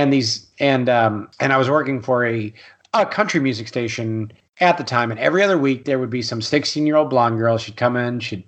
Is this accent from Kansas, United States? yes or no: no; Austin, Texas, United States; I am from Austin, Texas.